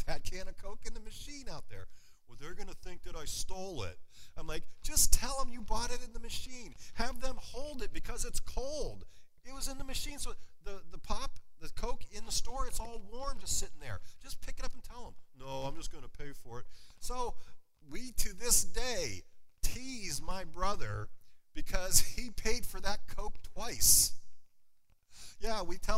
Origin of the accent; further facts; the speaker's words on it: Wattsburg, Pennsylvania, United States; my hometown. Anybody ever been to or heard of Wattsburg, Pennsylvania before?